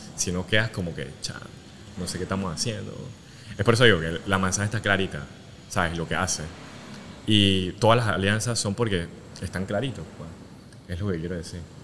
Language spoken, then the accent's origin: Spanish; Panama; moved away; also born or lived in Asia; como panameño